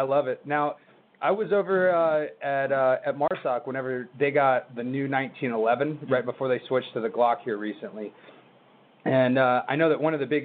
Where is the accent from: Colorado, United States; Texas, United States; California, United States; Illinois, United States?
Texas, United States; moved away as an adult; now in South Carolina, United States; So I grew up in Texas